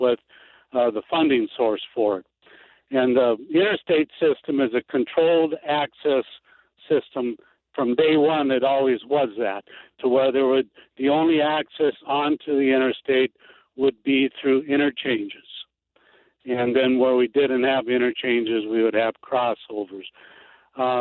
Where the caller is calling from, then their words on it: Bismarck, North Dakota, United States; I'm calling from Bismarck, North Dakota